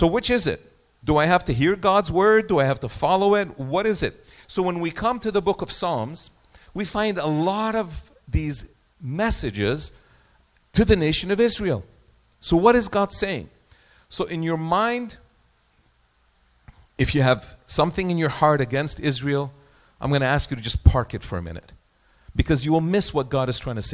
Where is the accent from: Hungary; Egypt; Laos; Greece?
Egypt; moved away; I was born in Egypt, and I had a situation in my life where I lived through a war in 1967. We were in Egypt